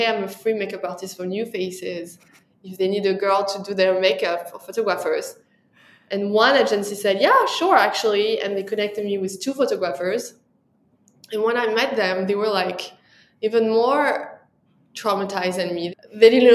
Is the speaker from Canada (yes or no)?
no; France; accent: French; English is a second language; moved away as an adult; now in New York, United States; when I arrived to New York, my French accent was so strong